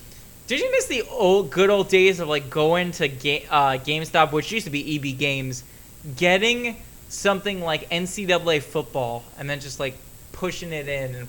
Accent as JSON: {"language": "English", "region": "South Florida", "country": "United States", "tie": "born or raised there", "said": "growing up in South Florida, I was a massive Miami Hurricanes fan."}